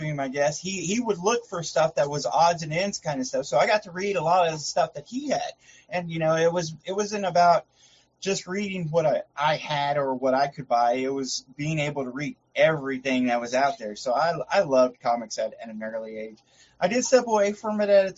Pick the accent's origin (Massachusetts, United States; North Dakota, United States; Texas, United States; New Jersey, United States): Texas, United States; Fort Worth; I was born and raised in Fort Worth, Texas. I've lived in Texas all my life, so I'm a true Texan